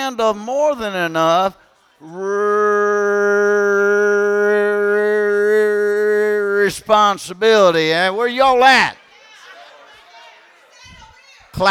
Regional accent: Kentucky, United States; I'm from Kentucky

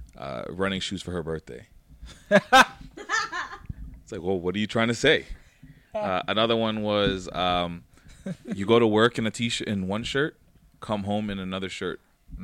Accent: Toronto, Ontario, Canada; I grew up in Jane and Finch

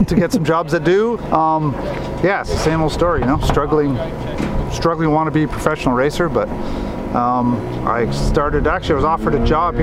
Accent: Thunder Bay, Ontario, Canada; moved away as an adult; now in San Clemente, United States

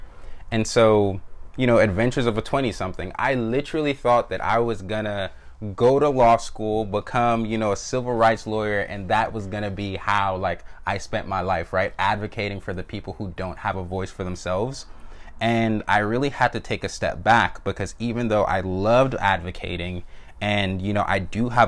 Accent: Jamaica; born there; And so my parents are both Jamaican immigrants. I was born in Jamaica, so were my siblings.

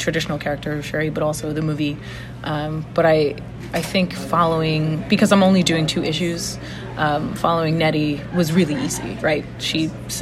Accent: New York, United States; as a New Yorker

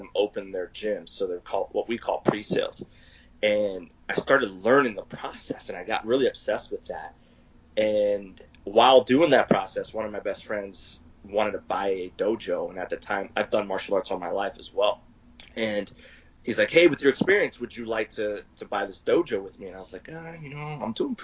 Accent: Pennsylvania, United States; moved away as an adult; now in Arizona, United States; So I'm originally from Pennsylvania, and I moved to Arizona at the age of 20

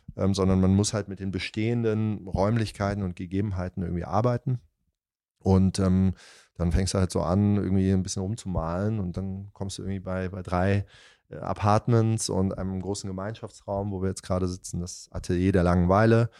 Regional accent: near Darmstadt, Hesse, Germany; moved away; also born or lived in Italy; ich komme ja aus Hessen, aus, aus der Nähe von Darmstadt

